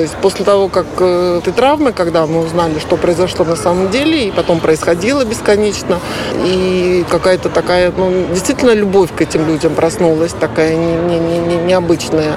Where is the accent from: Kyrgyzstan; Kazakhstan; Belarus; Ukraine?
Belarus; now in Lublin, Poland; я теперь быть белоруска, патриотка